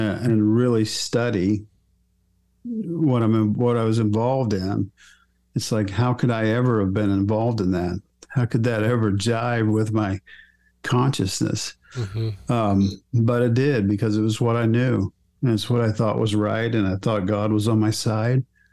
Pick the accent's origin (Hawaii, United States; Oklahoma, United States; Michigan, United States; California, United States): Oklahoma, United States; I was raised in Oklahoma